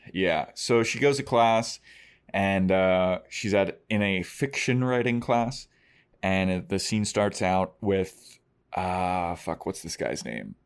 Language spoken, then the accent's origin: English; Baltimore, Maryland, United States; I grew up in Baltimore City